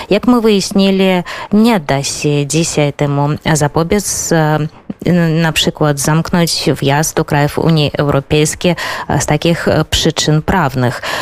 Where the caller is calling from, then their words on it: Vilnius, Vilnius County, Lithuania; E, u nas w Wilnie jest bardzo dobra pogoda to e, bardzo dziwne e, dla Litwy